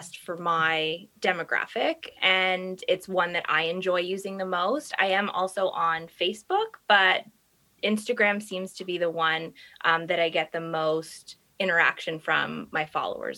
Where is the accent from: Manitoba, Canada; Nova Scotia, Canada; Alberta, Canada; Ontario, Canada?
Ontario, Canada; Toronto; Grew up, born and raised in Toronto, married with kids now, live in the East End of Toronto